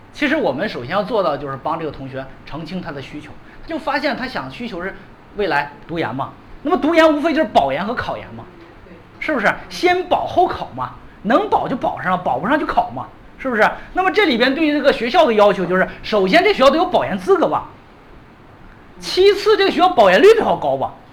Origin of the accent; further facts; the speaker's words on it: China; 我们中国人经常有一个想法，就先啃牛逼的来